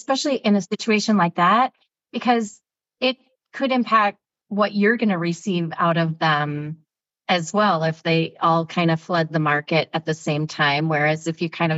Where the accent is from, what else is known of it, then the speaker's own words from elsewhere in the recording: Iowa, United States; moved away; I grew up in Iowa